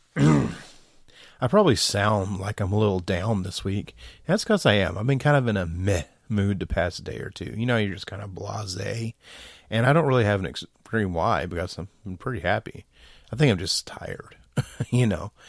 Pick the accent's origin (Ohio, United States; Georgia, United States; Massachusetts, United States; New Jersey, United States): Georgia, United States; I'm from Georgia. I'm from the South.